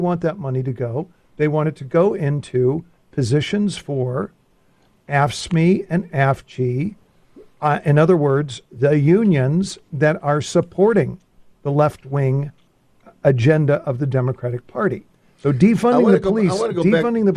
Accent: Chicago, Illinois, United States; We're from Chicago

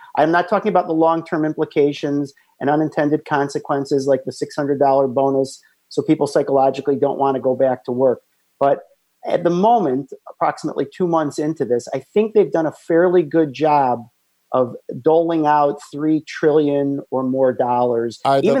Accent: Chicago, Illinois, United States; And of course, we're from Chicago

